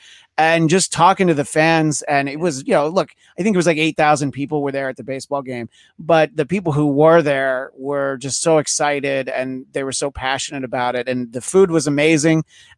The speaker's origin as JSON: {"language": "English", "region": "New York", "country": "United States", "said": "As I referenced, I'm from New York."}